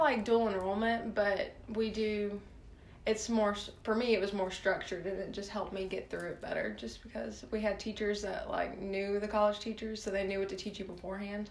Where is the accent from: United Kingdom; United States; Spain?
United States; Starkville, Mississippi; also born or lived in Sulphur, Louisiana / Lake Charles, Louisiana; I lived there until I was like four or five. So I went to like pre-K there.